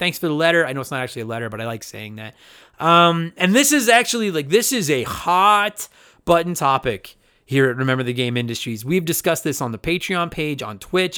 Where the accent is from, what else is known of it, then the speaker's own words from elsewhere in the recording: Alberta, Canada; accent: Alberta; that's my Alberta accent